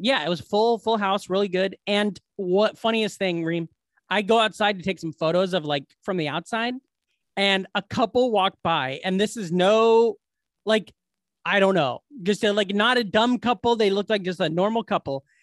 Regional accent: Glenwood, Iowa, United States; the Glenwood Resource Center, the home for mentally challenged patients in my hometown

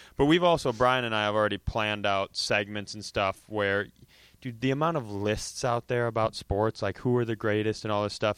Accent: Worthington, Minnesota, United States; also born or lived in Los Angeles; I grew up in Worthington, Minnesota

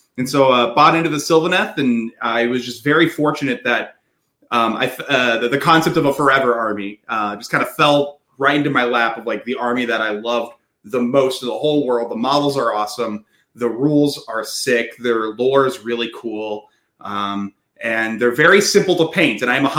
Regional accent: Nashville, Tennessee, United States; I'm from Nashville, Tennessee

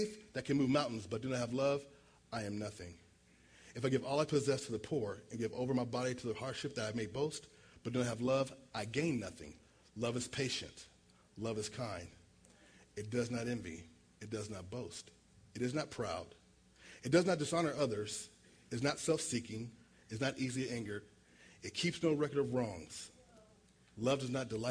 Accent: Berkeley, California, United States; I grew up in Berkeley in the 60s and 70s

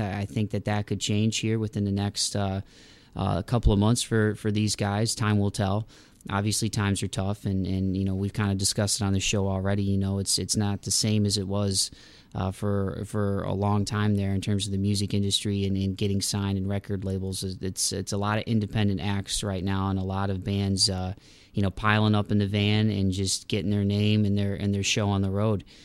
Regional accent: Midwest, United States; growing up in the Midwest

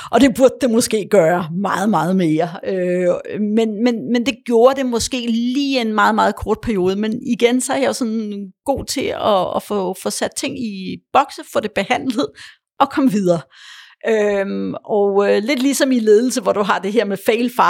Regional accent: Poland; born there; og jeg kunne tale engelsk, og jeg er født i Polen, jeg kunne også godt tale polsk stadigvæk

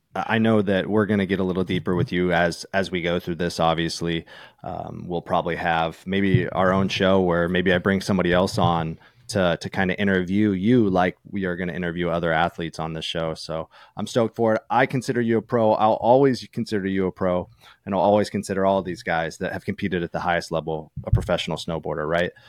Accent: East Coast, New York, United States; moved away as an adult; also born or lived in California; growing up on the East Coast

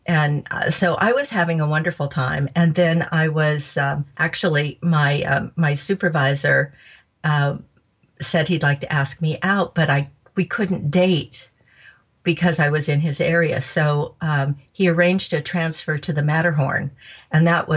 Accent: Anaheim, California, United States; I grew up in Anaheim

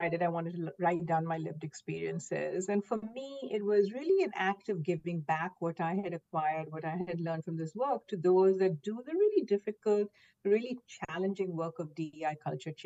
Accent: Mumbai, Maharashtra, India; moved away as an adult; now in United States; I grew up in Mumbai, India, where everyone, looked like me, same skin tones predominantly

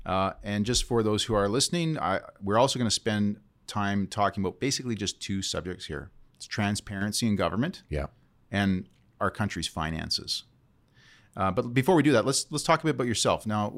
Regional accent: Canada; We have the right as Canadian citizens to ask the government for information.

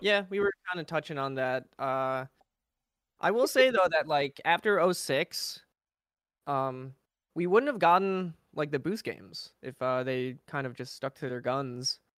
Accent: Chicago, Illinois, United States; I'm from Chicago.

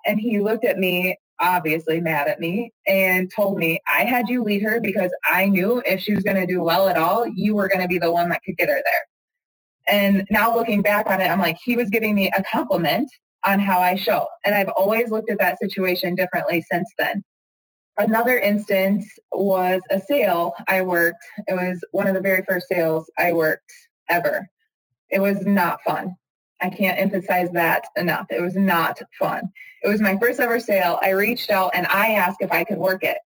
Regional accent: Missouri, United States; moved away; growing up in Missouri, I didn't grow up on a dairy farm

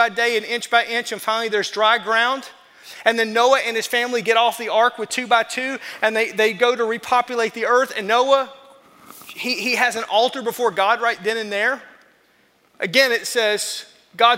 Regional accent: the South, United States; I'm from the South

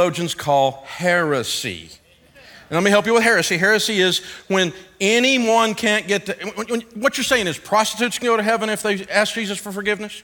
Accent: Antioch, Tennessee, United States; I'm from Antioch, Tennessee.

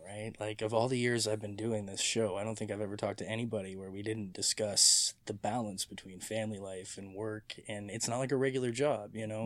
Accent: Mississauga, Ontario, Canada; also born or lived in St. Catharines; I was born in seventy-seven, and I moved from Saint Catharines to Mississauga when I was, uh, like nine

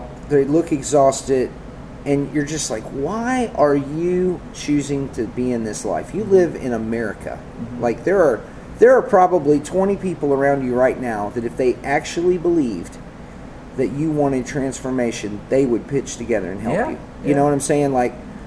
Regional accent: the South, United States; growing up in the South

